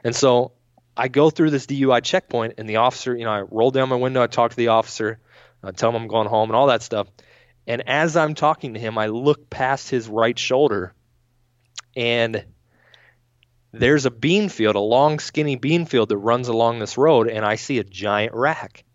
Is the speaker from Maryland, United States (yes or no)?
yes; Maryland, United States; moved away; back home where I grew up in Maryland